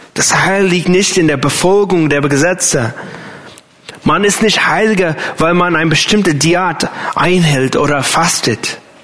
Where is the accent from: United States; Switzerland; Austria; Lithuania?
United States; German is a second language; moved away as an adult; now in Germany; für mich als Amerikaner